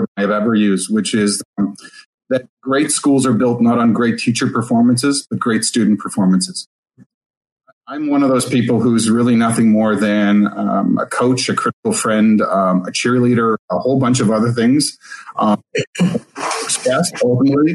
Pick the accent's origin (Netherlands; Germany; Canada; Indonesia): Canada; Saskatchewan; moved away as an adult; also born or lived in New Zealand / Australia / United States; I'm actually from Saskatchewan